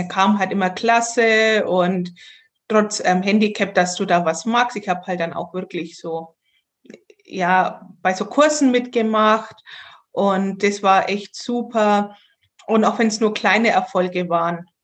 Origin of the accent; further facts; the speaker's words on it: Bavaria, Germany; Und gerade unser fränkisches Essen ist furchtbar.